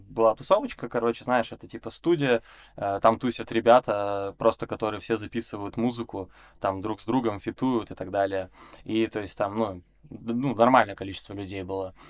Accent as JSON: {"language": "Russian", "town": "Perm", "region": "Perm Krai", "country": "Russia", "also_born_or_lived": "Saint Petersburg", "moved": "yes", "said": "я из Перми"}